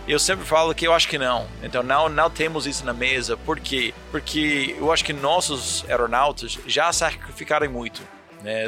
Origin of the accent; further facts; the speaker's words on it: New York, United States; Portuguese is a second language; moved away; Eu sou do Nova York.